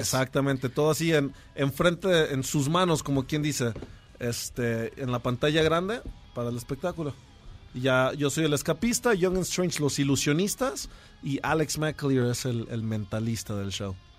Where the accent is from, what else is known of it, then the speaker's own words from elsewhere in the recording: El Grullo, Jalisco, Mexico; moved away as an adult; now in Los Angeles, United States; Originalmente soy de un lugar que se llama El Grullo, Jalisco, allá cerca de Guadalajara. Este, pero tengo 11 años viviendo también en Los Ángeles.